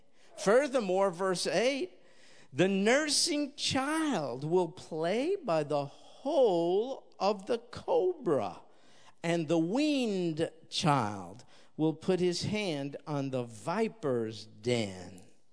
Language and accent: English; New York, United States; I'm going to take him hunting rats in the apartment building I grew up in New York.